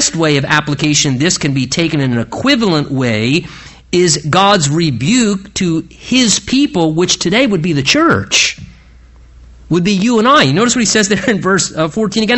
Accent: United States; being an American

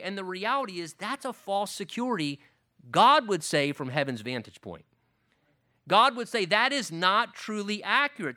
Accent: United States; as an American Christian, I have been blessed with a degree of wealth and affluence and a standard of living in this country

